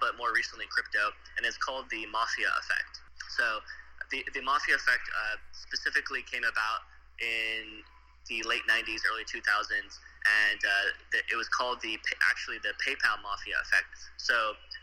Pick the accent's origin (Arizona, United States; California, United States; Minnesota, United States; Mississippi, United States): Arizona, United States; moved away as an adult; also born or lived in Austin, Texas; now in Tokyo, Japan; originally I grew up in Arizona and spent my childhood there